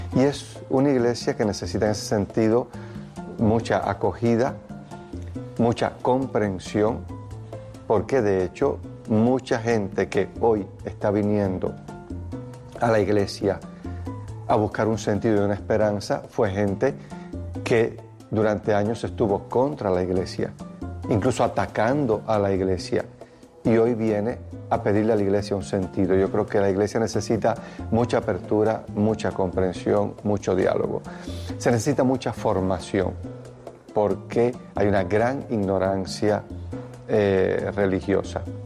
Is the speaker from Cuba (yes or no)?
yes; Cuba; Mi pueblo, pueblo cubano